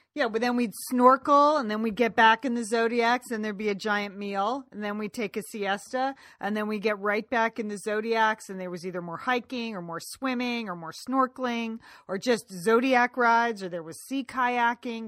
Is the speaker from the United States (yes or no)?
no; Ireland; I say that as an Irish woman